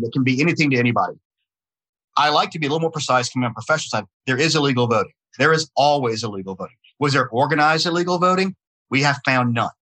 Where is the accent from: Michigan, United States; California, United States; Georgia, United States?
Georgia, United States; Atlanta; accent: not a heavy Southern accent; i'm born in georgia i was raised in georgia I don't have a really heavy Southern accent because I was raised in Atlanta